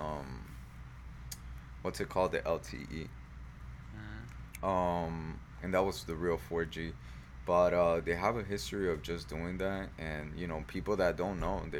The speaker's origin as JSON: {"language": "English", "region": "South Florida", "country": "United States", "said": "we're from South Florida"}